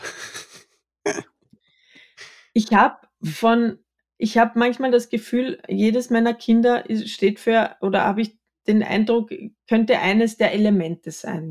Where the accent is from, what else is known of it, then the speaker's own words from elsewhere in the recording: Austria; Ich bin im Mehrgenerationenhaus am Bauernhof in Österreich erzkatholisch groß geworden